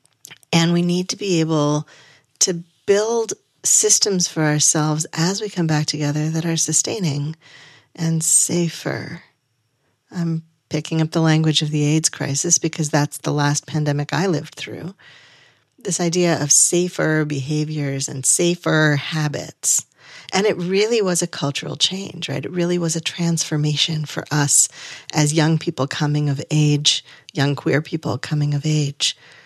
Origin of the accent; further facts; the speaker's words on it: New England, United States; I grew up in Southern New England, where August is absolutely the beginning of harvest season.